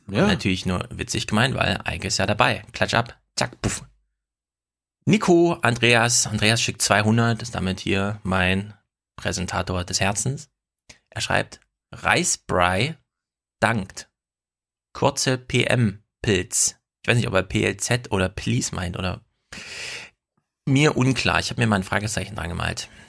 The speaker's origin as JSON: {"language": "German", "region": "East Germany", "country": "Germany", "said": "ich komme ja auch aus dem Osten."}